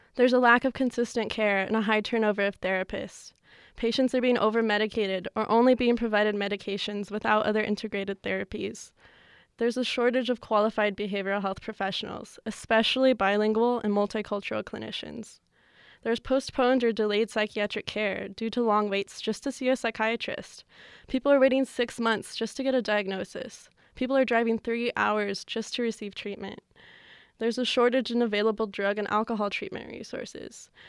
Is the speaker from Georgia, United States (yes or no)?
no; New Mexico, United States; growing up in New Mexico